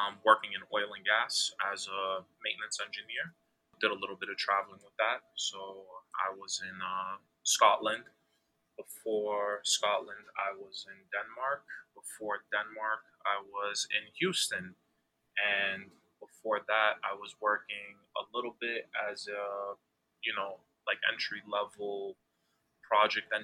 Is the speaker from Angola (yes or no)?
yes; Angola; moved away; also born or lived in Cape Verde / Brockton, Massachusetts; I was born in Angola. My mother's grandparents are from Cape Verde